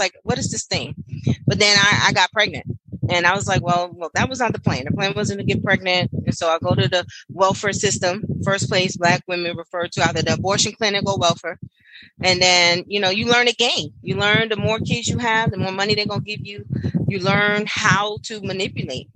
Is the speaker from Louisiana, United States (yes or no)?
no; Brooklyn, New York, United States; moved away as an adult; also born or lived in North Carolina; now in Washington, D.C., United States; born and raised in Brooklyn, New York.